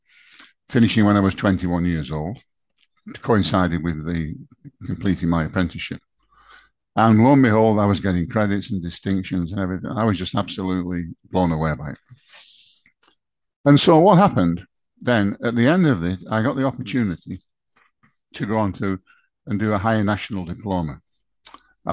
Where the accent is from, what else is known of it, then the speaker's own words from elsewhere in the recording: Chorley, North West England, United Kingdom; I'm from Chorley.